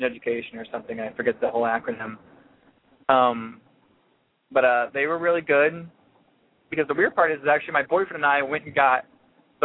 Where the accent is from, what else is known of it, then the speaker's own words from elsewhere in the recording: Virginia, United States; moved away as an adult; also born or lived in Louisiana; now in Florida, United States; I moved back to Virginia, actually. Got a job working game day operations for one of the hockey teams, the hockey team in our hometown, my hometown.